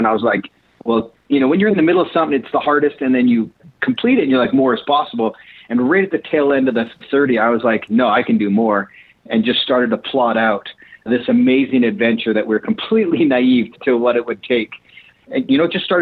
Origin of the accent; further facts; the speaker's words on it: Calgary, Alberta, Canada; moved away as an adult; now in Utah, United States; I grew up in Canada and then made my way to Utah, where I live now